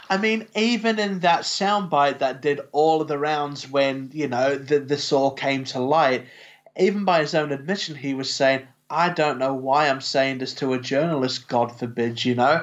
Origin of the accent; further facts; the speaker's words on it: New Zealand; we're from New Zealand